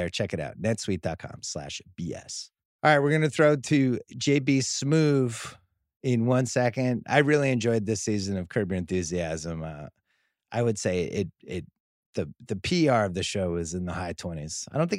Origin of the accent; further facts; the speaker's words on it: Philadelphia, Pennsylvania, United States; We're both from Philly.